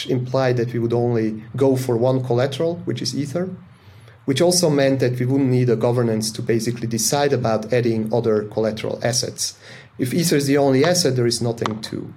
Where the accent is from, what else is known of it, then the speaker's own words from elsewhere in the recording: Zug, Switzerland; I live in Switzerland in the crypto valley, so to say, because that's where I grew up, in the canton of Zug